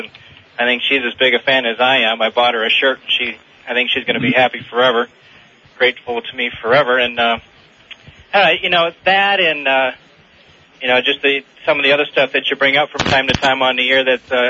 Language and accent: English; Jackson, Michigan, United States; moved away; I grew up in Jackson